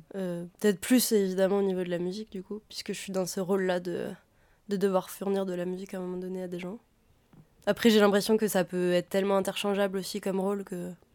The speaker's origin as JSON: {"language": "French", "region": "Auvergne-Rhône-Alpes", "country": "France", "tie": "born or raised there", "said": "j'ai grandi en Auvergne"}